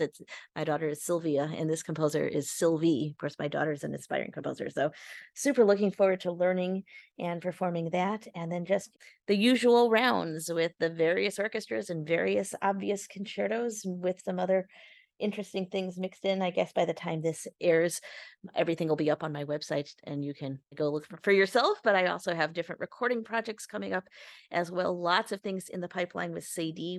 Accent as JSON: {"language": "English", "town": "Chicago", "region": "Illinois", "country": "United States"}